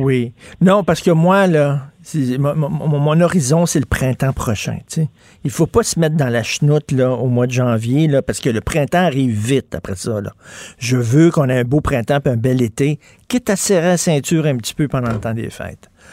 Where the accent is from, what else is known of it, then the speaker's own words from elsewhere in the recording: Quebec, Canada; en tant que Québécois francophone